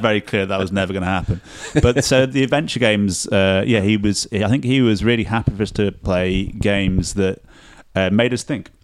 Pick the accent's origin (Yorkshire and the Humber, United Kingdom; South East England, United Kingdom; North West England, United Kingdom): Yorkshire and the Humber, United Kingdom; Sheffield; moved away; I'm from Sheffield originally